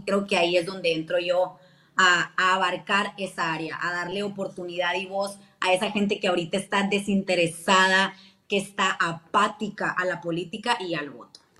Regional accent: Hermosillo, Sonora, Mexico; Hermosillo, Sonora, orgullosamente de Villa de Ceres

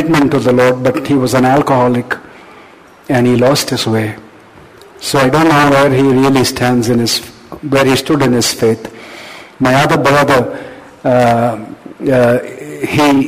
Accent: Chennai, Tamil Nadu, India; I grew up in Chennai, okay? I grew up in Chennai

